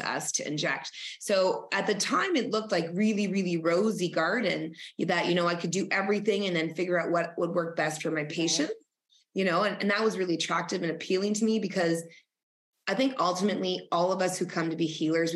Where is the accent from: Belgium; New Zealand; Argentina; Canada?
Canada; Northern Ontario; I grew up in Northern Ontario, Canada, the only Spanish kid amongst, you know, French Canadians and Canadians.